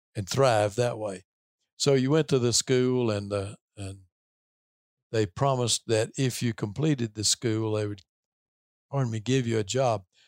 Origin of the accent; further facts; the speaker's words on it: Tennessee, United States; I grew up in Tennessee in a, in a fairly rural part of the state